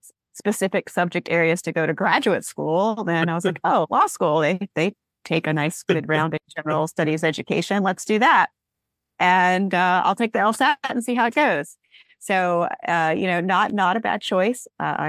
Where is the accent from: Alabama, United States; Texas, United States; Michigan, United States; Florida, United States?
Alabama, United States; that was also my team when I grew up in Alabama, because it's just down the coast.